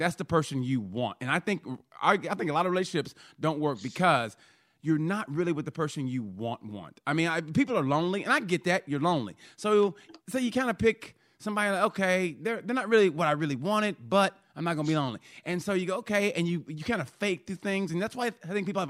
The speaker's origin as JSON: {"language": "English", "region": "Oklahoma", "country": "United States", "tie": "born or raised there", "said": "I grew up in Oklahoma"}